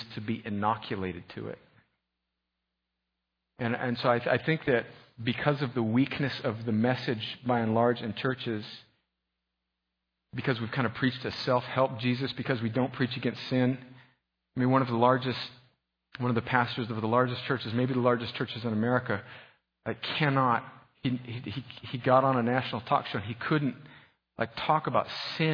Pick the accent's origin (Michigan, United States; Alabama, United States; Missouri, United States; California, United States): California, United States; moved away; I'm from California